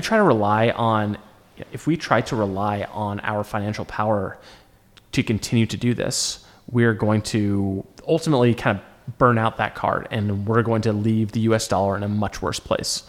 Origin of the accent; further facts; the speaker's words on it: United States; as an American